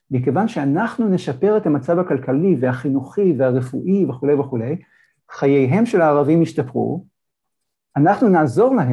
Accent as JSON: {"language": "Hebrew", "country": "Israel", "tie": "born or raised there", "said": "אני יהודי ישראלי. כן, אני גדלתי בישראל, אני גדלתי בקבוצת רוב, אני גדלתי במדינה שלי, כן?"}